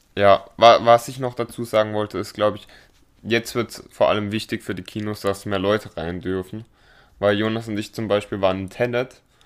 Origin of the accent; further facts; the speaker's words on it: Baden-Baden, Baden-Württemberg, Germany; bei uns in Baden-Baden